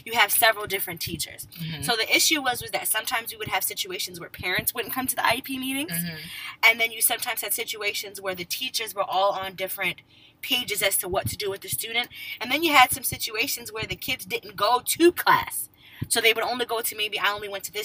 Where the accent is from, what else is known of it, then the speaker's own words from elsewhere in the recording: Connecticut, United States; also born or lived in West Indies (ancestry); now in Maryland, United States; I grew up in Connecticut